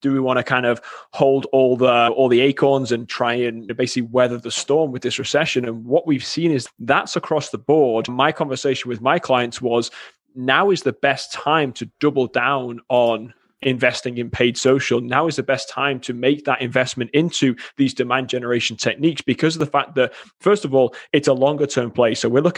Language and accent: English; England, United Kingdom; now in Wisconsin, United States; It's no, originally from England. However, everybody here thinks I'm Australian. So it's something I've encountered my whole life. And I've lived in Wisconsin now for 10 years.